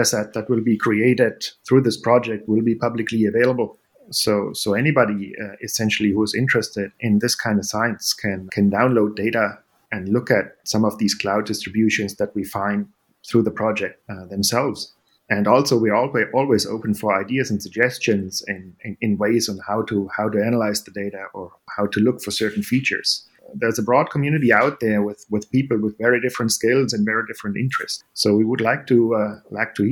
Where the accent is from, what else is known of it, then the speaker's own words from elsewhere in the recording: Germany; moved away as an adult; where I grew up in Germany